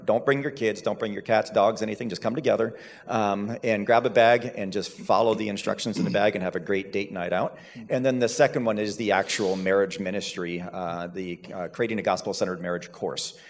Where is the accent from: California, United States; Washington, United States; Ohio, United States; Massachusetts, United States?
Ohio, United States; Seville; I grew up in Seville, so that's where I've been my whole life for the most part, and went to Cloverleaf High School